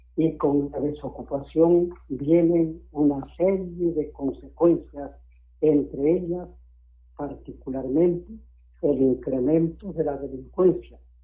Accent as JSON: {"language": "Spanish", "country": "Ecuador", "said": "como ecuatoriano, como ciudadano"}